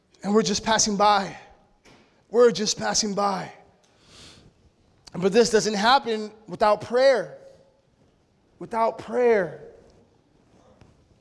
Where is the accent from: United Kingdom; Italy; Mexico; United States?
Mexico; my culture as a Mexican, we're prideful